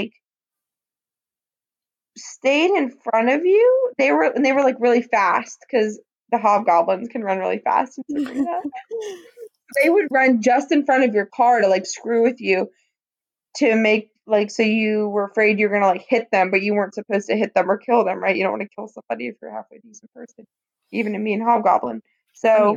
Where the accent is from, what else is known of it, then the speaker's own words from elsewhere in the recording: Greensburg, United States; moved away as an adult; downtown Greensburg, which, guys, is about 10 hours north of me. That's my hometown where I no longer live.